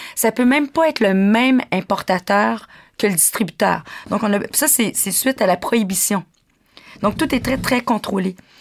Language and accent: French; Quebec, Canada; On est québécois.